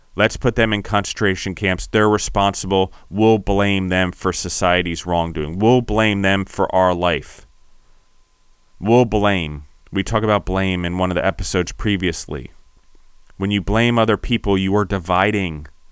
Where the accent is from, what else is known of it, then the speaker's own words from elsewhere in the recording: United States; When I call myself an Italian American